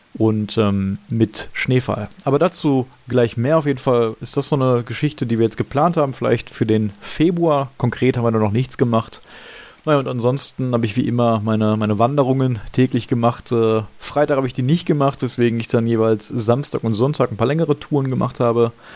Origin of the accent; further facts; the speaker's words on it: Gladbeck, North Rhine-Westphalia, Germany; now in Essen, Germany; Gladbeck, also meiner Heimatstadt